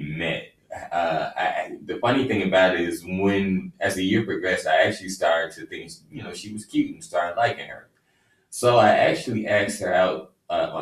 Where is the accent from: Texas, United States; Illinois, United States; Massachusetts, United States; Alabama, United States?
Illinois, United States; Chicago; we're originally from Chicago